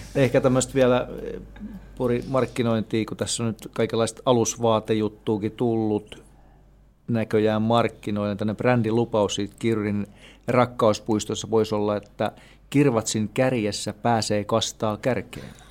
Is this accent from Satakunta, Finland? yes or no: yes; Pori, Satakunta, Finland; mä oon Porista ja me tavattiin Vaasassa